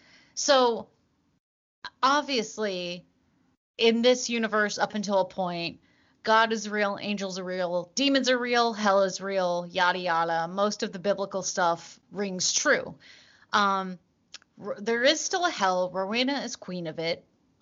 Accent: United States; at least as an American.

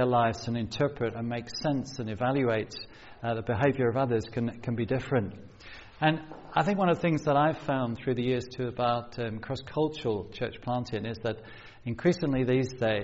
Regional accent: London, United Kingdom; moved away as an adult; also born or lived in South Coast, England / Cambridge, England; growing up on a council estate in South London

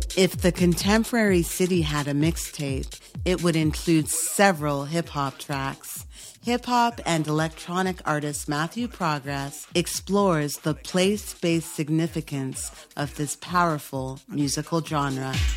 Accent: Toronto, Ontario, Canada; we're both from Toronto

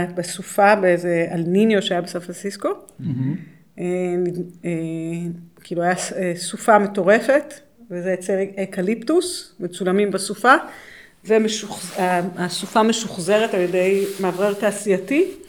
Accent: Israel; למרות שאני נולדתי פה

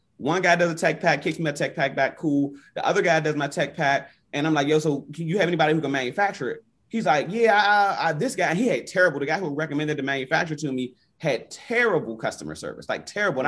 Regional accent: Washington, District of Columbia, United States; I grew up, born and raised in Northwest DC

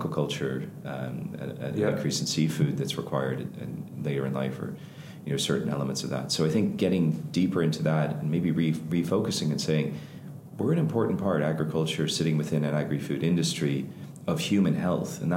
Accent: Ireland; us as Irish

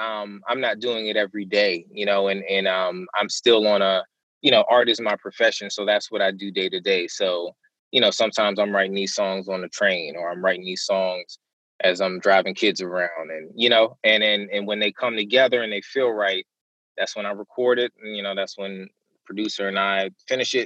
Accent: Maryland, United States; I'm from Maryland

